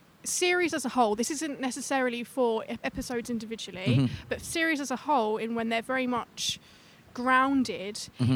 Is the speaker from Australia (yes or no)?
no; London, United Kingdom; I am from London.